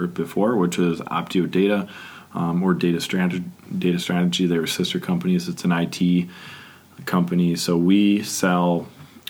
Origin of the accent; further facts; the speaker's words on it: Michigan, United States; also born or lived in St. Ignace, Michigan / Coldwater, Michigan; I lived there until I think I was 7. And then my dad took a new job down in Coldwater, Michigan